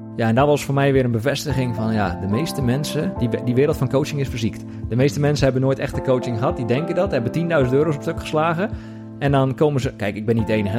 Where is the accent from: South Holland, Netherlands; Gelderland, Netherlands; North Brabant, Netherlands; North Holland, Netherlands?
South Holland, Netherlands; Hoeksche Waard; ik kom uit die kant, ik kom uit Hoekse Waard.